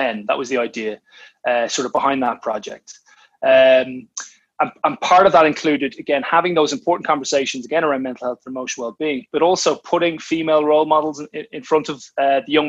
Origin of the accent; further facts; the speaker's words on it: Ireland; now in England, United Kingdom; I'm an Irishman